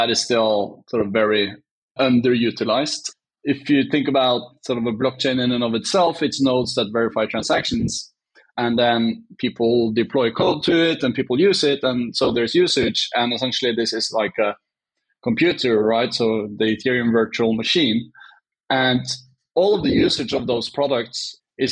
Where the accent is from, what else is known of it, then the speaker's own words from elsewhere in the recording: Oslo, Norway; I'm Norwegian. I grew up outside of Oslo